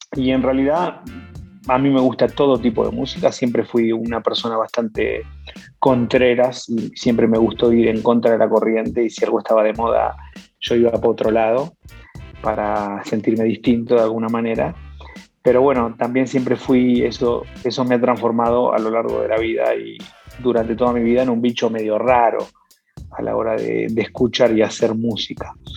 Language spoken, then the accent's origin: Spanish; Buenos Aires, Argentina; now in Mexico; soy un chaparrito argentino que nació en, Buenos Aires y se vino a México